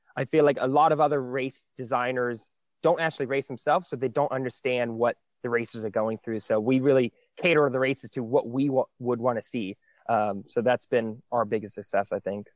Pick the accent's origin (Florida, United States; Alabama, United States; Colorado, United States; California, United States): Florida, United States; Jacksonville; moved away as an adult; now in Georgia, United States; I grew up in Florida for eighteen years, and as soon as I graduated high school, I moved up to Georgia